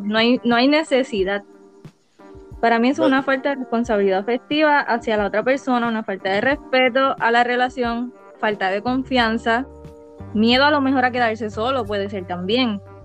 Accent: Guayanilla, Puerto Rico; soy de Guayanilla

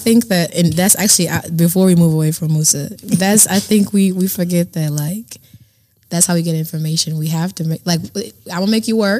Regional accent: Dallas, Texas, United States; also born or lived in Kenya; So I was born in Kenya. Mm-hmm. All right. I moved to Dallas when I was 9 years old.

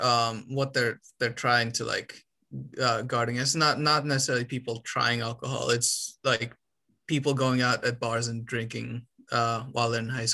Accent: Romania; moved away

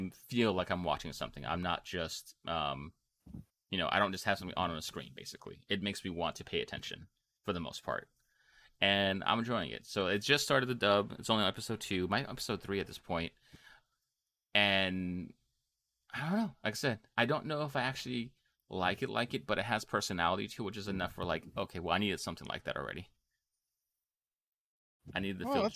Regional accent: United States

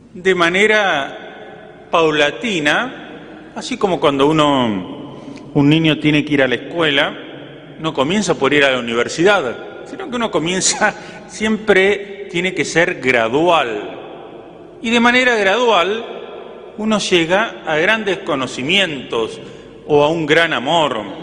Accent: Entre Ríos, Argentina; moved away as an adult; now in General Alvear, Argentina; una anécdota de mi pueblo, que si le preguntan al padre Héctor, les puedo decir que es el mejor pueblo de Entre Ríos

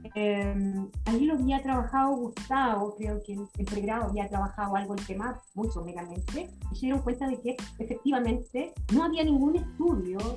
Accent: Chillán, Ñuble, Chile; yo soy de Chillana, así que más chilena, ¿no? Del Chile profundo

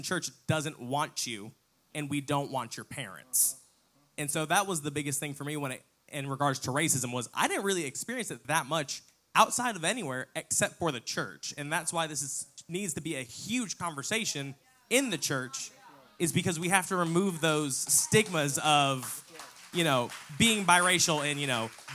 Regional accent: Connecticut, United States; moved away; also born or lived in the South; I'm also from the North, I'm from Connecticut

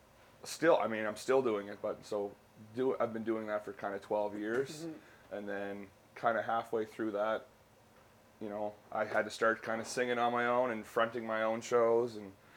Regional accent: Sydney Mines, Nova Scotia, Canada; now in Halifax, Canada; born and raised in Sydney Mines in Cape Breton.

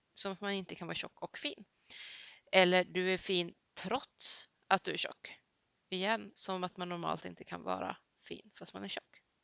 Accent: Sweden; Jag har gått hela mitt liv i svensk skola

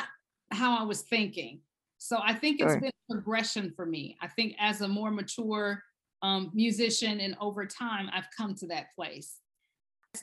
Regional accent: Baton Rouge, Louisiana, United States; I grew up in Baton Rouge, Louisiana, in a very Creole part of the state

